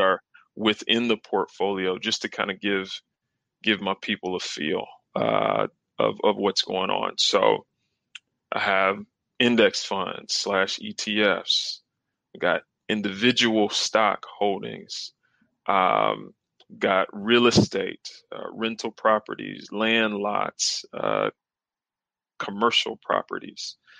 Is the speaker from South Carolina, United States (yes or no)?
yes; South Carolina, United States; I'm actually from the South. I'm from South Carolina. Uh, grew up, got two siblings